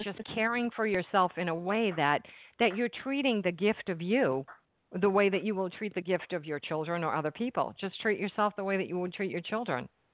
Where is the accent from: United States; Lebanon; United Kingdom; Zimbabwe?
United States; New England; now in New Jersey, United States; I'm in New Jersey and I'm from New England